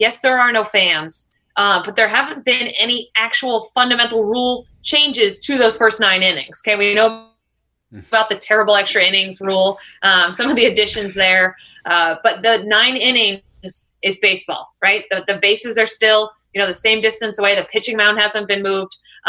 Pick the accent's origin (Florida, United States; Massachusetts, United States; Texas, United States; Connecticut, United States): Connecticut, United States; I'm from Connecticut.